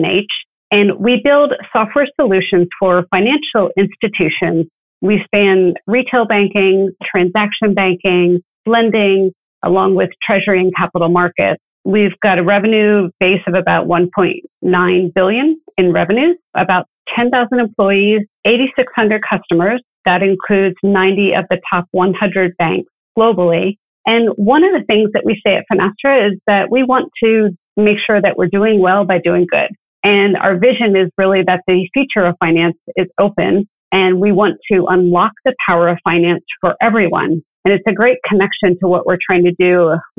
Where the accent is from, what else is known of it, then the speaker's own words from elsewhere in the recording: Philadelphia, Pennsylvania, United States; moved away as an adult; also born or lived in Colorado; now in Orlando, United States; I grew up in the Philadelphia area.